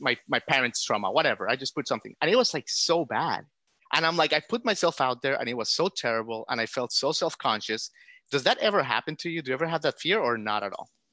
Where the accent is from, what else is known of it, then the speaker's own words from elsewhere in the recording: United States; I'm grateful as an American